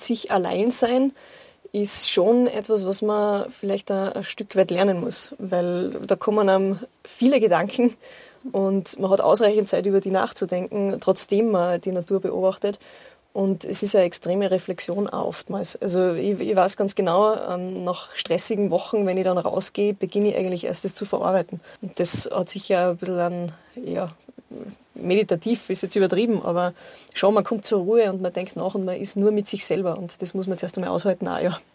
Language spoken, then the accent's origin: German; Großgmain, Salzburg, Austria; in meiner Heimatgemeinde in Großgemein